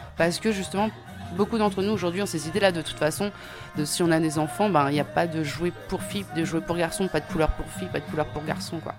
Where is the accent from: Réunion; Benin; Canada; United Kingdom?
Réunion; je suis née à La Réunion